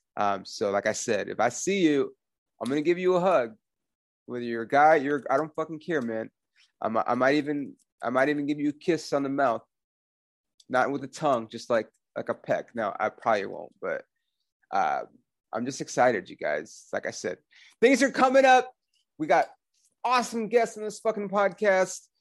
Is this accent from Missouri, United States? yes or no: no; Los Angeles, California, United States; moved away as an adult; now in Oklahoma City, United States; I was born on Sunset Boulevard, fucking Hollywood, California, born and raised